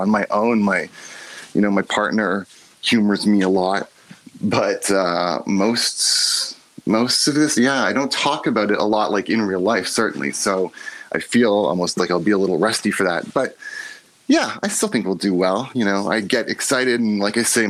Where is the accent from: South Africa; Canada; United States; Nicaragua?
Canada; Toronto, Ontario; I'm from Toronto